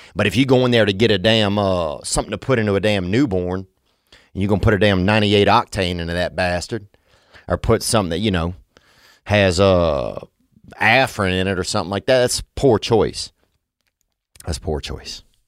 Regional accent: Louisiana, United States; I grew up in Louisiana, and it's a beautiful place

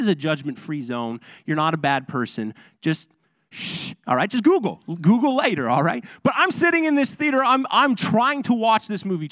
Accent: Ontario, Canada; moved away; I'm from Ontario

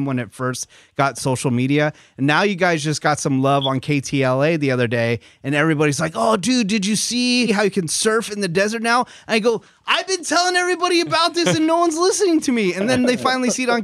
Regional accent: Northern California, United States; I grew up in Northern California

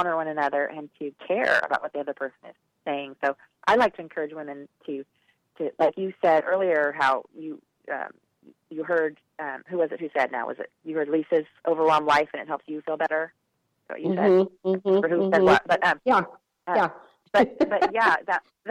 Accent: Portland, Oregon, United States; moved away; I'm originally from Portland

